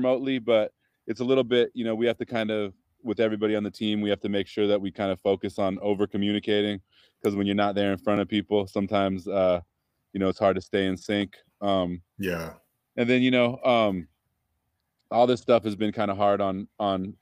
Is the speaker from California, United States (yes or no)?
yes; Berkeley, California, United States; also born or lived in Arizona / San Francisco; I grew up in Berkeley, and then I lived in San Francisco for about 10 years after that.